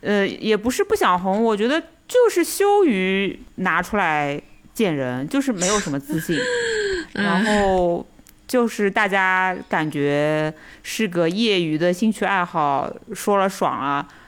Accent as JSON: {"language": "Chinese", "region": "Shanghai", "country": "China", "tie": "born or raised there", "said": "我们还是怎么讲，土生土长的嘛，对吧？上海人"}